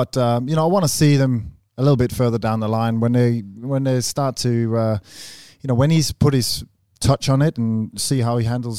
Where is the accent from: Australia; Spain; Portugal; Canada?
Australia; I'm Australian, mate.